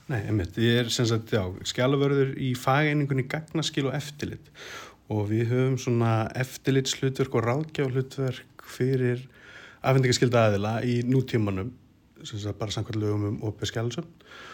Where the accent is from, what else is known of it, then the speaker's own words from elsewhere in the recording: Keflavík, Southern Peninsula, Iceland; ég er semst úr Keflæk